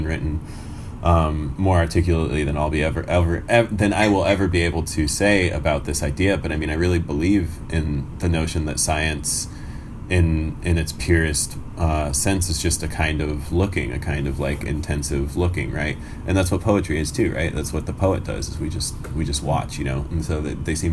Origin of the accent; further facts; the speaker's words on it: United States; also born or lived in Iran; I came to America when I was 2.5, but I was born in Iran